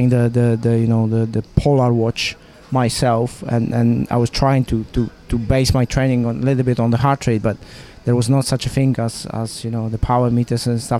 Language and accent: English; Poland; now in Monaco; I was born in Poland